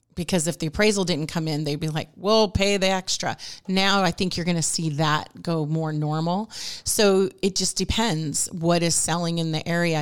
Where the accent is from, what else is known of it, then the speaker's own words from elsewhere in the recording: Newport Beach, California, United States; moved away as an adult; now in Rancho Cucamonga, United States; I was from Newport Beach